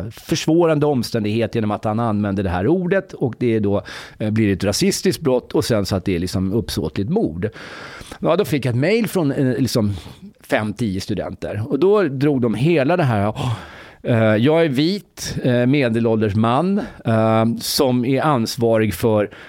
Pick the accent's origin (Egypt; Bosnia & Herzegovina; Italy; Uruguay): Egypt; now in Sweden; jag kommer från Egypten förresten.